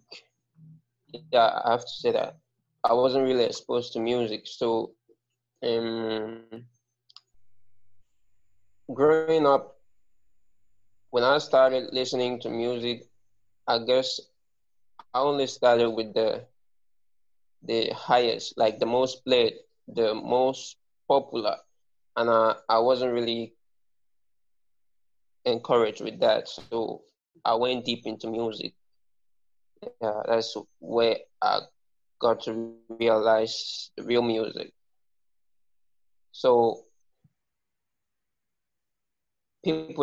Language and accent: English; Nigeria; first language Ibibio; English is a second language; living as a Nigerian, you have to speak more than two languages or three languages at least